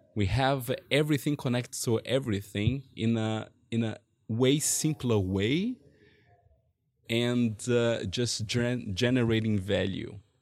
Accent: Brazil; moved away as an adult; now in Germany; I'm from Brazil, and, uh, I came to Germany eight years ago

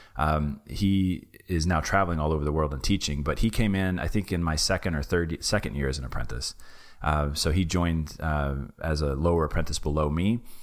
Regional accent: Knoxville, Tennessee, United States; moved away as an adult; also born or lived in Japan; my hometown in, uh, Knoxville, Tennessee

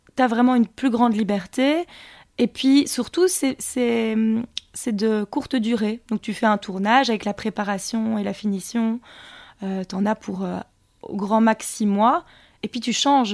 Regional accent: Montigny-le-Tilleul, Wallonia, Belgium; also born or lived in London / Australia / Ardennes; J'ai grandi à Montigny-le-Tilleul, donc je suis Carolo.

